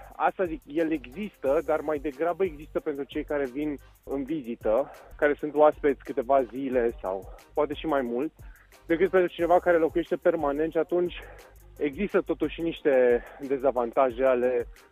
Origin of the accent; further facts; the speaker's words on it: Bucharest, Romania; moved away as an adult; now in Viscri, Romania; m-am născut în București, am făcut și școala generală și liceu, cam toate în zona universitate